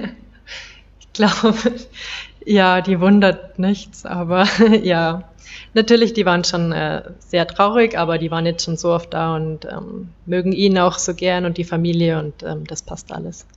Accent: Bavaria, Germany; moved away as an adult; now in India; ich komme aus Bayern

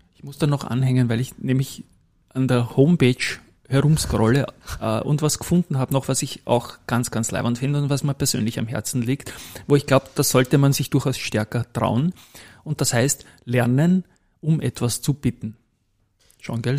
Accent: Vienna, Austria; die gleiche Straße, wo ich aufgewachsen bin

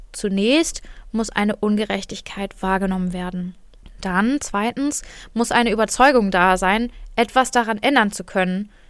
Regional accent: Germany; ich bin hier in Deutschland groß geworden, ich bin weiß, ich bin mittlerweile Akademikerin

